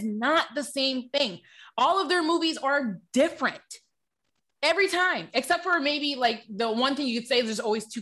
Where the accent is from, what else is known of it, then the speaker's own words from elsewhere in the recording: Michigan, United States; now in Los Angeles, United States; I'm from Michigan, and when I go back home from LA, I'm always so shocked in how small country my town is.